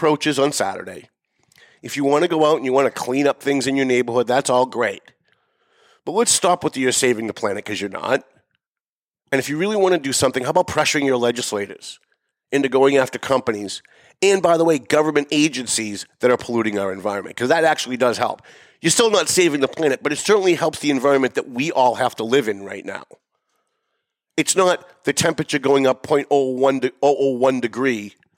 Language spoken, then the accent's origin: English; North Andover, Massachusetts, United States; North Andover, my hometown